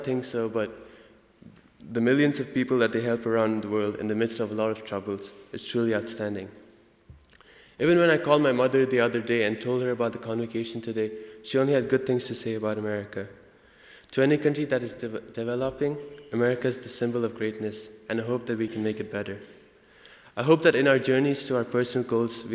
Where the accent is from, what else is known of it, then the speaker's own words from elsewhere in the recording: India; accent: Indian; now in United States; my Indian accent